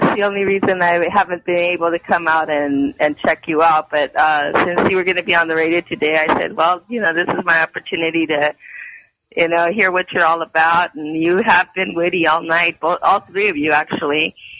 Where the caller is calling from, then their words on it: Bell, California, United States; I'm calling from Bell.